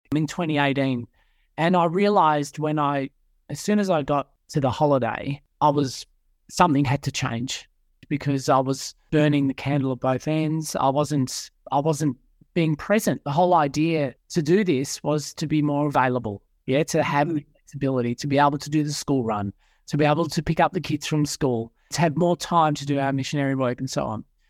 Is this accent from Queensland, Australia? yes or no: no; Melbourne, Victoria, Australia; moved away as an adult; now in Sydney, Australia; born and bred in Melbourne, grew up in a Christian Catholic family